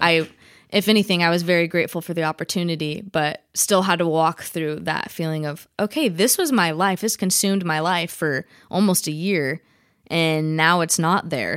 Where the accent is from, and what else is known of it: Vacaville, California, United States; born or raised there